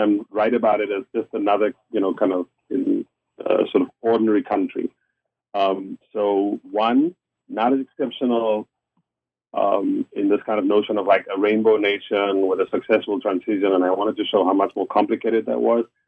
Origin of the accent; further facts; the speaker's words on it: Cape Town, Western Cape, South Africa; moved away; I'm from South Africa. I grew up. Uh, I was born in Cape Town. I grew up um, uh, during apartheid.